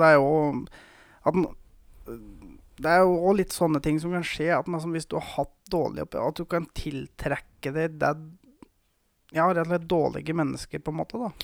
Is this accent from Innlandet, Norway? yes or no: yes; Gausdal, Innlandet, Norway; moved away; jeg har jo hatt egentlig hele oppveksten min i Gausdal